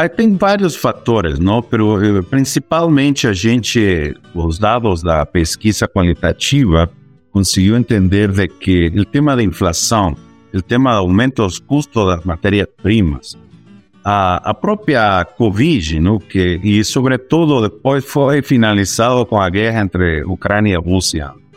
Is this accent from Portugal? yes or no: no; Bolivia; Portuguese is a second language; moved away as an adult; now in Brazil; eu sou boliviano de nascimento, mas latino-americano já de, de exercício, não? Estou já 22 anos fora da Bolívia